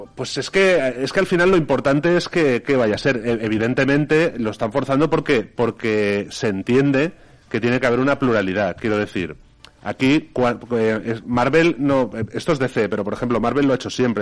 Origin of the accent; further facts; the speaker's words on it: Valencian Community, Spain; nosotros no como valencianos